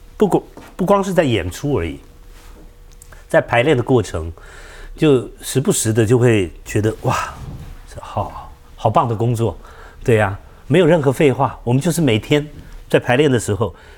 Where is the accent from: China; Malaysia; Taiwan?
Taiwan; 我们就是眷村长大的孩子